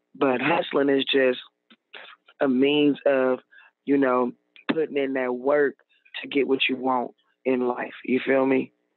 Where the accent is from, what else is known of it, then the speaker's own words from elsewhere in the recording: Oakland, California, United States; I'm from the Bay Area, Oakland, California